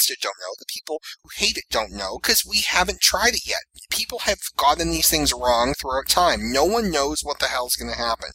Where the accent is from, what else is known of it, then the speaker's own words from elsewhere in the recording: Massachusetts, United States; my home state of Massachusetts